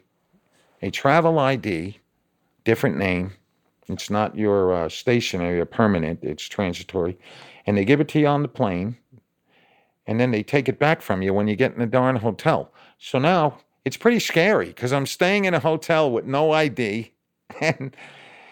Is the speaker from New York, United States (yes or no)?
yes; New York, United States; moved away as an adult; also born or lived in Oklahoma City / Dallas / South Carolina / Austin; now in Indianapolis, United States; I'm from New York